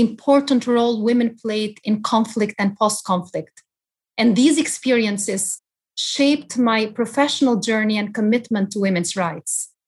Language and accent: English; Albania; moved away; my personal experiences growing up in Albania